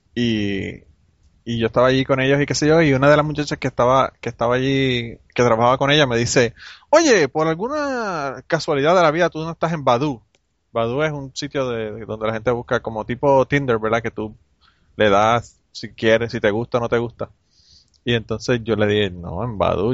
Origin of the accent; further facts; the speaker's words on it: Utuado, Puerto Rico; Ese tiempo yo estaba en Utuado. Eh, vivía en Utuado, eh, que es en el centro de la isla. Y es como en, aquella época era como una hora y media de San Juan a Utuado. y yo iba a regresar para, para mi pueblo